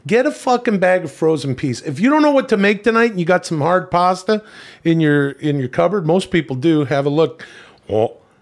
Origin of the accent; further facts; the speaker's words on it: Canada; of Italian descent growing up in Canada